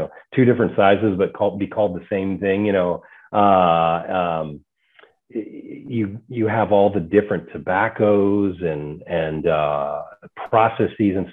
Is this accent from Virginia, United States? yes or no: yes; Northern Virginia, United States; moved away as an adult; also born or lived in Kentucky / Atlanta / Oregon / Pittsburgh; now in Richmond, United States; I grew up in Northern Virginia and then was in Kentucky for a little bit, Atlanta, Oregon, and Pittsburgh most recently